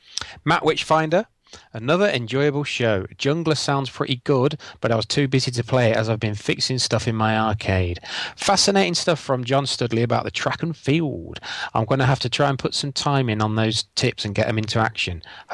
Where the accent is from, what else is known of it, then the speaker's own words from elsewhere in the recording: Yorkshire and the Humber, United Kingdom; I come from North Lincolnshire back down home south.